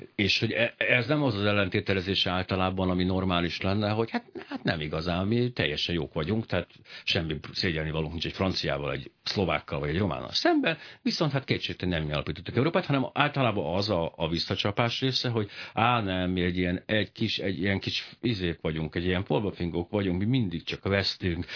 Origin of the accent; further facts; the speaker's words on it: Hungary; ma én magyar vagyok